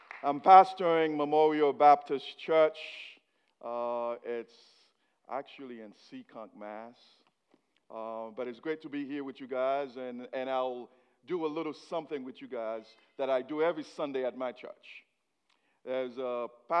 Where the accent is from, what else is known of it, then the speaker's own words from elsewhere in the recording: Haiti; English is a second language; now in United States; I was born in Haiti. So whatever accent you're hearing, it's me trying to speak English